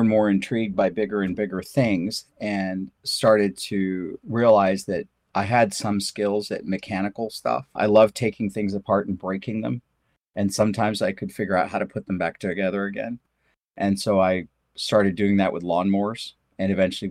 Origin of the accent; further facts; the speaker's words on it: St. Louis, Missouri, United States; English is a second language; also born or lived in India; I was born in India. We moved to basically St. Louis City when I was probably like 9